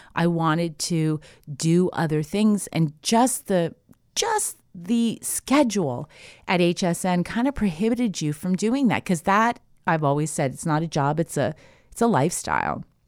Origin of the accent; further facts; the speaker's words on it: Canada; moved away as an adult; now in United States; I'm Canadian born, so I went to university